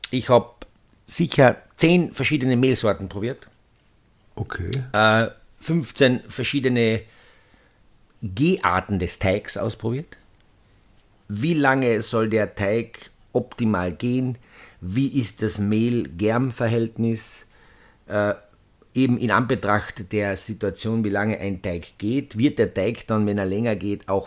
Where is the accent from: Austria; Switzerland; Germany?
Austria; Es ist ja so ja. bei uns in Österreich